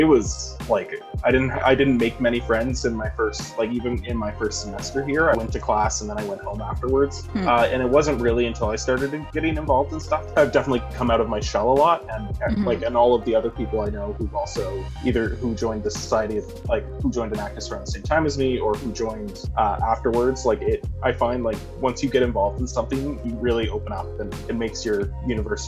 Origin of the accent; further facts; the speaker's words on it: Nova Scotia, Canada; Born and raised in Nova Scotia